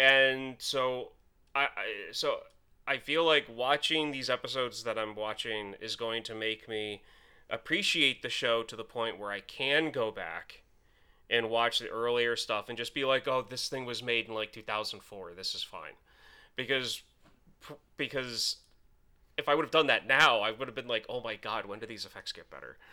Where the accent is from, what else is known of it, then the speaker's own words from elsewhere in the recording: United States; as an American